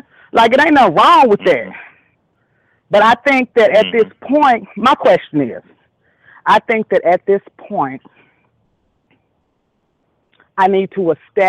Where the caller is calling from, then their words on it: North Little Rock, Arkansas, United States; I'm calling from North Little Rock, Arkansas